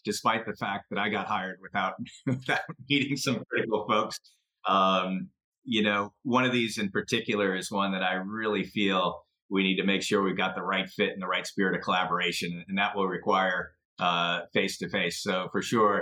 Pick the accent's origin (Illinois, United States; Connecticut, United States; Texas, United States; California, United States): Illinois, United States; Chicago; also born or lived in suburban Philadelphia; now in Philadelphia, United States; I grew up in Chicago